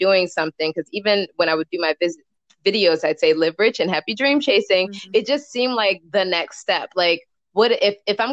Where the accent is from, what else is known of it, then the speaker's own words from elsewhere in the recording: Nigeria; I'm Nigerian